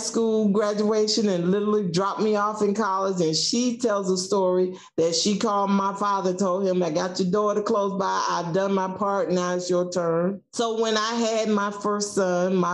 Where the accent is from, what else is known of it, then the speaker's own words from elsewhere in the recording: South Georgia, United States; moved away as an adult; I'm from South Georgia, and I can hear my home economic teacher, Mrs. Lewis, say, we raise cattle, but we rear children